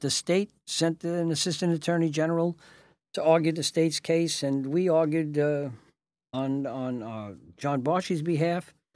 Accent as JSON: {"language": "English", "town": "New York City", "region": "New York", "country": "United States", "said": "I came from South Brooklyn, Red Hook"}